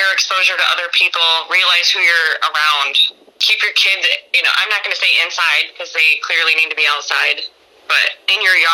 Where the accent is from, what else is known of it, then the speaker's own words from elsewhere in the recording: Mendota, Illinois, United States; moved away as an adult; now in New York City, United States; I'm from the Chicago area.